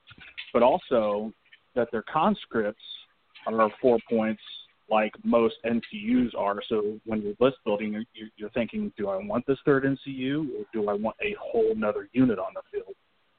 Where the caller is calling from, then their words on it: Kansas City, Missouri, United States; Oh, hi, guys. … from Kansas City.